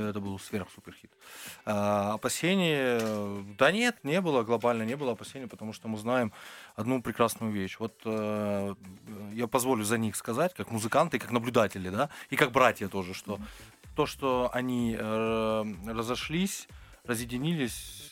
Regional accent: Georgia; now in Moscow, Russia; Мы грузины, мы кавказцы

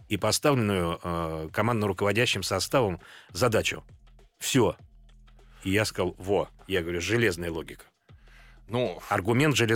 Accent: Moscow, Russia; как бы все едут в Москву учиться, а я из Москвы.

